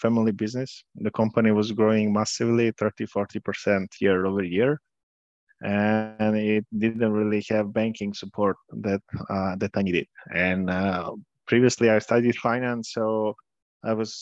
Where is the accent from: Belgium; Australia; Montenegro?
Montenegro; Podgorica; moved away as an adult; also born or lived in Trebinje, Bosnia and Herzegovina / Milan, Italy / Amsterdam, Netherlands; now in Serbia; I was born in Trebinje, Bosnia and Herzegovina. Then I lived in Podgorica, Montenegro, where I finished high school.